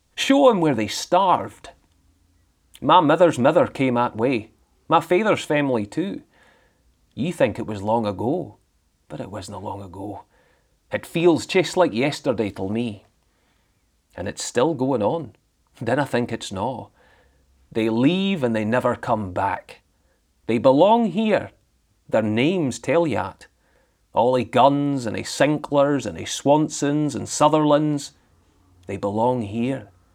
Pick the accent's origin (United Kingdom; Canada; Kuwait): United Kingdom; Thurso, Scotland; also born or lived in Edinburgh; now in Glasgow, United Kingdom; I was born in Edinburgh, but I moved up to the Highland, up to Thursday in the Highlands when I was three.